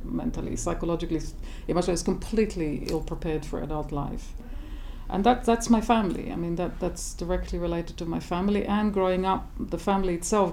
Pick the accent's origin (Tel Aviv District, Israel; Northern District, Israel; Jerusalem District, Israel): Tel Aviv District, Israel; south of Jaffa; now in Scottish Highlands, United Kingdom; I actually grew up in an urban desert, just south of Tel Aviv, south of Jaffa actually